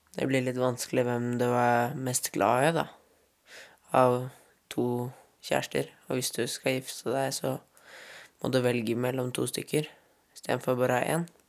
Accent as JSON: {"language": "Norwegian", "country": "Norway", "said": "Her hjemme i Norge"}